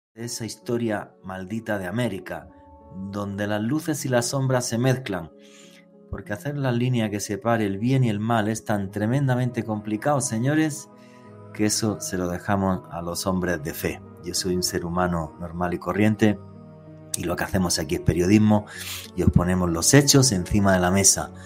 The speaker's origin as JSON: {"language": "Spanish", "country": "Spain", "said": "soy español"}